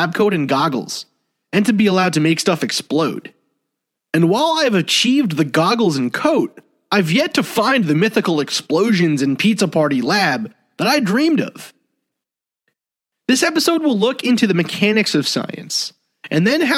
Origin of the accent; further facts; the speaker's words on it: New York City, New York, United States; where I grew up in Staten Island